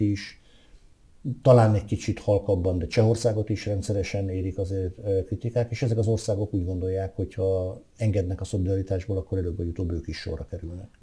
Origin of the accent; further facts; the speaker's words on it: Veszprém, Veszprém County, Hungary; a szülővárosom